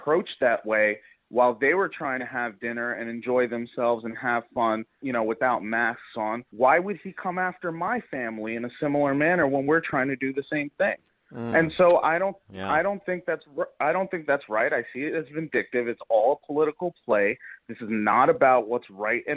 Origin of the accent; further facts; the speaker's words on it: New York City, New York, United States; I'm from Staten Island